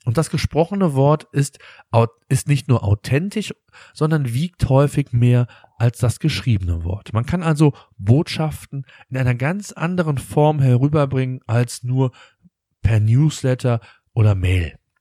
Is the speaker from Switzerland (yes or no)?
no; Germany; bei uns in Deutschland